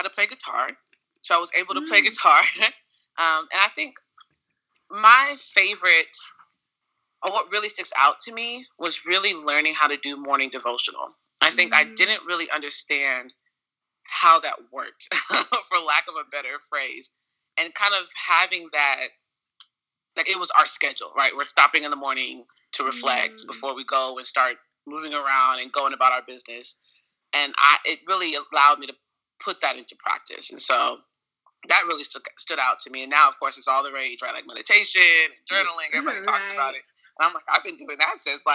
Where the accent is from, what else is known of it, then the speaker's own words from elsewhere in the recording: Little Rock, Arkansas, United States; also born or lived in Conway, Arkansas; Born and raised in Little Rock